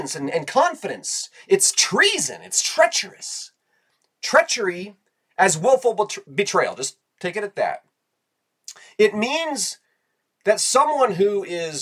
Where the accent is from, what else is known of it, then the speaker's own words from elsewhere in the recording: United States; as Americans